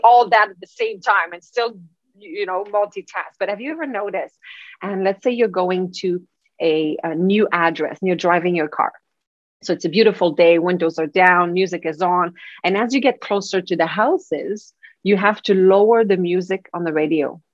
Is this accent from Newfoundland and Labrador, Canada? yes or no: no; Quebec City, Quebec, Canada; moved away; I am from Quebec City, uh, so there are huge families of Plamondon back there.